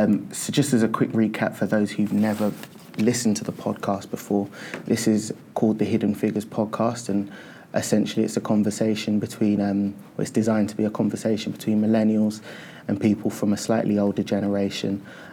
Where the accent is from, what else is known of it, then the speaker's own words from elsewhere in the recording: London, United Kingdom; I'm personally from Northwest London